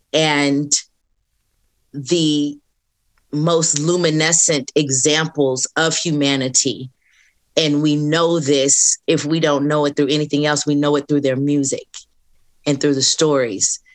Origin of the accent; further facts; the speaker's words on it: Southern California, United States; moved away as an adult; now in Atlanta, United States; I'm from California, from Southern California